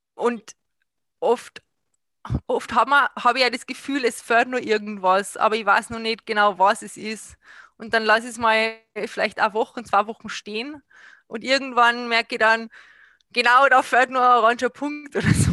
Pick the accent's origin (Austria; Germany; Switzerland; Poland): Austria; Salzburg; ich bin aus Salzburg, ich habe mein Atelier in Pasch